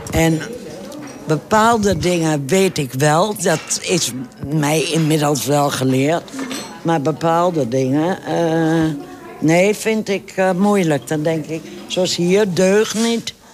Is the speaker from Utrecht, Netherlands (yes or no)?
yes; Utrecht, Netherlands; now in Enschede, Netherlands; Nee, ik kom van Utrecht. Oh. Maar ik woon hier al, nou, 50 eh, jaar.